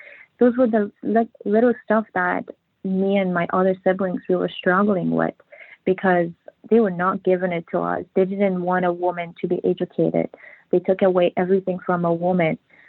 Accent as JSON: {"language": "English", "country": "Afghanistan", "tie": "born or raised there", "said": "It was very difficult. You know, sometimes even telling this story, even writing the book, it was very emotional time for me. It was like a nightmare thinking about all that stuff. In Afghanistan"}